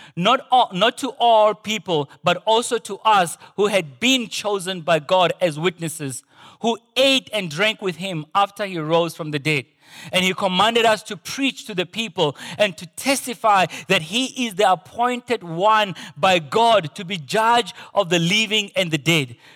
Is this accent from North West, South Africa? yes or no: yes; Potchefstroom, North West, South Africa; moved away; growing up in Porch's room